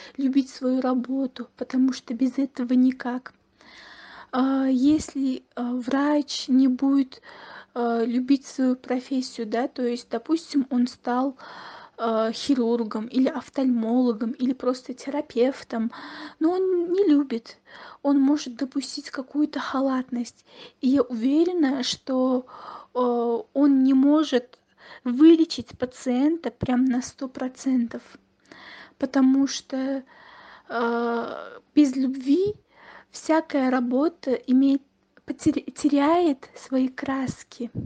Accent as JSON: {"language": "Russian", "region": "Tashkent", "country": "Uzbekistan", "said": "я из Ташкента"}